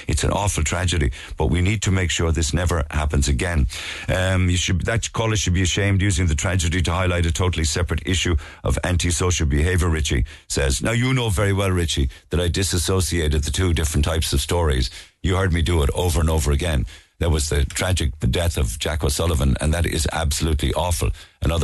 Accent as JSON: {"language": "English", "town": "Passage West", "region": "Munster", "country": "Ireland", "tie": "born or raised there", "lives_now": "Boston, United States", "said": "I'm back home from Boston for a couple of weeks with my son and nephew, who are 9 and 10. It's beyond devastating what unfolded in our town of Passage yesterday. I grew up swimming in those waters"}